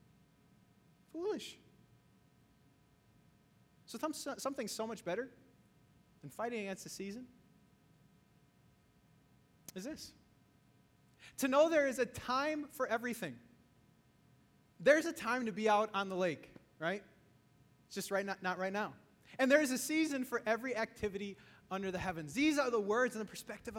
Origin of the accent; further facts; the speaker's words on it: Wisconsin, United States; now in Chicago, United States; Growing up in Wisconsin